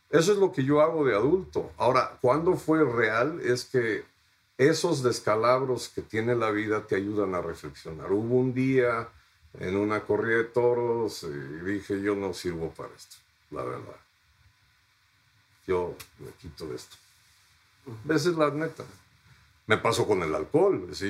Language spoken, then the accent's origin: Spanish; Fairfax, Virginia, United States; Yo de niño en un bosque en Fairfax, Virginia, viví con mi madre que tenía amnesia